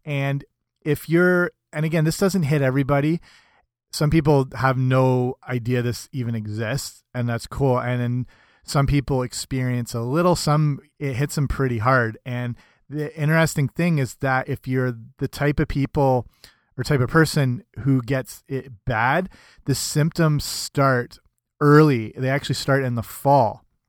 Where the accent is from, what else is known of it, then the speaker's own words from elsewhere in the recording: Canada; I'm Canadian